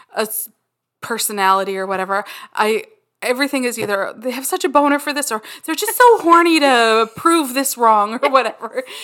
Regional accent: Canada; We're Canadian

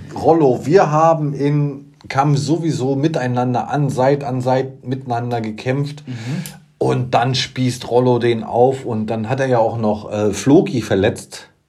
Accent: Usedom, Mecklenburg-Vorpommern, Germany; Ich bin auf Usedom groß geworden

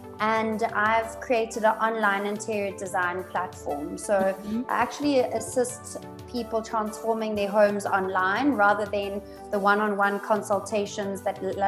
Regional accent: Johannesburg, Gauteng, South Africa; also born or lived in Stellenbosch / Cape Town / Australia; I was born in Joburg, was raised here in Joburg

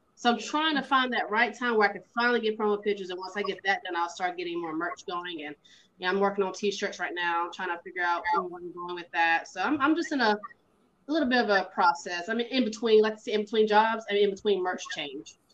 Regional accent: the South, United States; I grew up in the south, and my mom and them from, from up north.

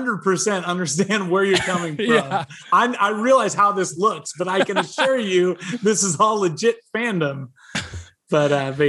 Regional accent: Kansas, United States; also born or lived in Los Angeles, California; now in Dallas, United States; I grew up in Kansas

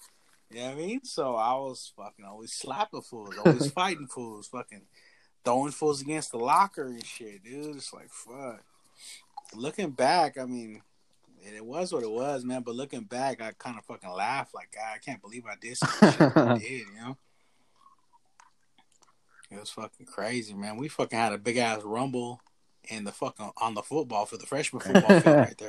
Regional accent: Tioga, United States; born there; Remember the whole last week of summer, because it was when I was born in Tioga. We'd ride the bus from Tioga.

